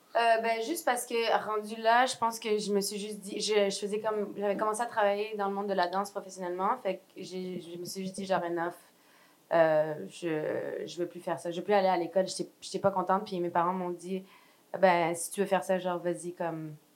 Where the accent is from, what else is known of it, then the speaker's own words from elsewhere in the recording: Quebec, Canada; also born or lived in France; je me sens encore vraiment française, malgré que j'ai grandi au Québec